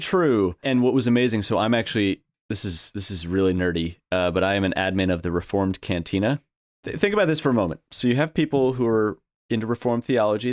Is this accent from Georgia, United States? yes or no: no; New York, United States; I'm from New York